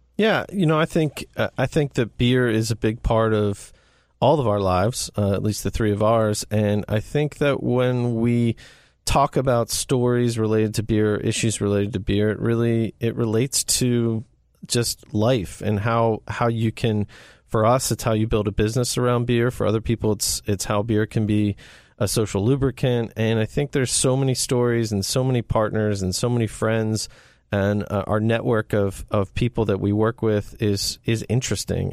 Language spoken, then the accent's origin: English; Ellicott City, Maryland, United States; I grew up, born and raised in Ellicott City